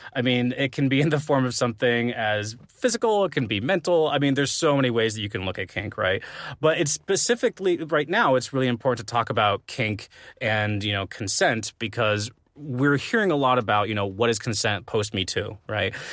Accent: Arizona, United States; growing up in Arizona

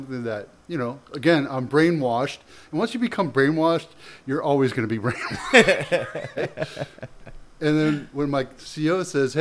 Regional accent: San Jose, California, United States; also born or lived in Canada / Oakland / Campbell / Cupertino; Came here when I was 7, which is about 1975. And started off in Oakland. Then I came down here, Campbell, Cupertino, then San Jose.

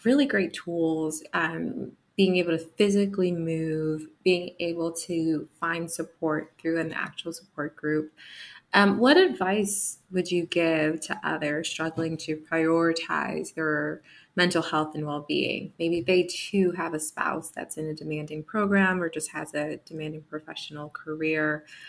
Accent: New Jersey, United States; I'm a fellow um, East Coaster from Jersey

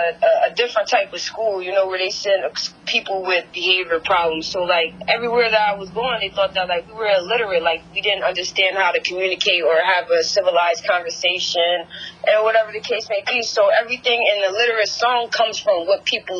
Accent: Paterson, New Jersey, United States; I'm from Paterson, New Jersey.

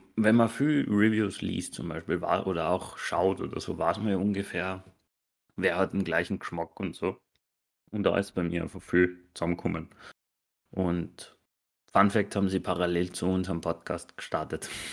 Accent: Austria; bei uns in Österreich

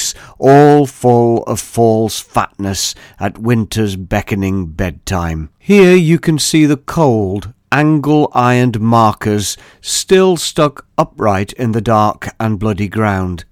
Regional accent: Staveley, East Midlands, United Kingdom; my hometown.

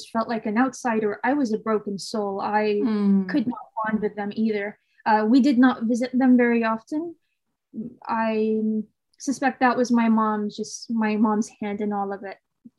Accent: Saudi Arabia; born there; I used to always say I'm Saudi by birth, but American in spirit.

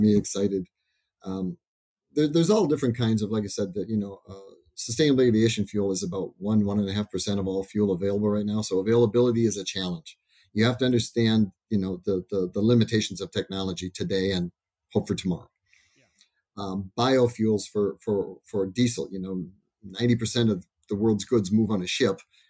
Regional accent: Iowa, United States; I grew up in Iowa

